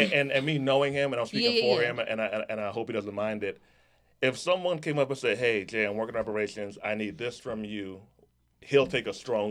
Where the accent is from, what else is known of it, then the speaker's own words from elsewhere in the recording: Jamaica; And I'm Jamaican, so that's why I won't be getting a check.